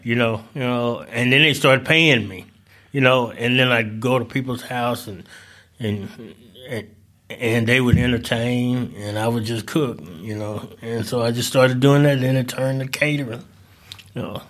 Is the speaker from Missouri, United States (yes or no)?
yes; St. Louis, Missouri, United States; also born or lived in Delta of Southern Arkansas; now in Northwest Arkansas, United States; I'm originally from Saint Louis, uh, spent a little, uh, time in the Delta of Southern Arkansas, And I came up here to, uh, to actually go to school.